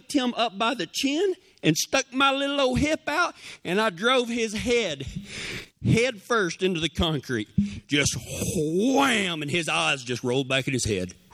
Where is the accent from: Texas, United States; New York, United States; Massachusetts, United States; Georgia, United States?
Texas, United States; Big Lake; We left my hometown of Big Lake